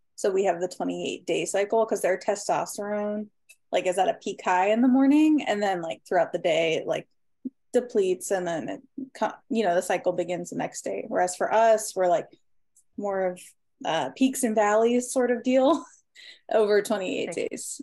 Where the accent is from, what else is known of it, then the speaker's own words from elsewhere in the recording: Maryland, United States; now in Rocky River, United States; I'm originally from Maryland, but I currently reside right outside of Cleveland, Ohio, uh, specifically Rocky River